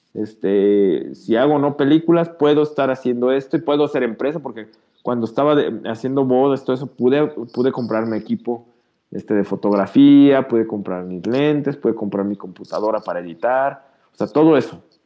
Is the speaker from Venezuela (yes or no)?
no; Mexico; como mexicanas y mexicanos.